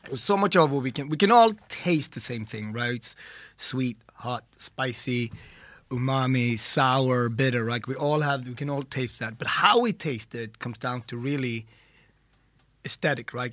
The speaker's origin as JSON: {"language": "English", "country": "Ethiopia", "tie": "born or raised there", "said": "I was born in Ethiopia, and our bread there is also a staple."}